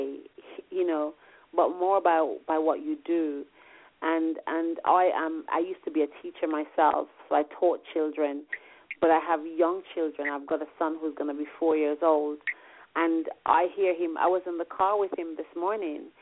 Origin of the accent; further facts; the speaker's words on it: Jamaica; first language Jamaican Patois; English is a second language; moved away as an adult; now in London, United Kingdom; growing up in Jamaica